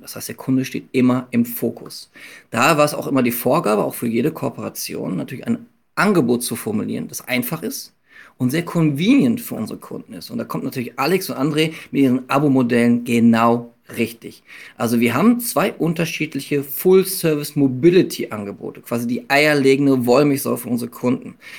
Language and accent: German; Münster, North Rhine-Westphalia, Germany; moved away as an adult; now in Hamburg, Germany; ich bin Münsteraner, bin jahrelang Hollandrad gefahren, in dem Moment, wo ich nach Hamburg gekommen bin